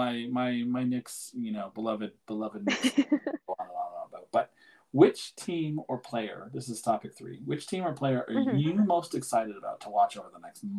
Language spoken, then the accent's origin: English; Ottawa, Ontario, Canada; moved away as an adult; now in Toronto, Canada; I grew up in Ottawa